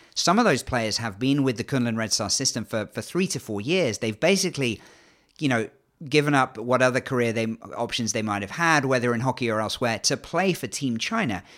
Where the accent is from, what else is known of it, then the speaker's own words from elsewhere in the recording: England, United Kingdom; accent: English; despite the English accent, I'm half Canadian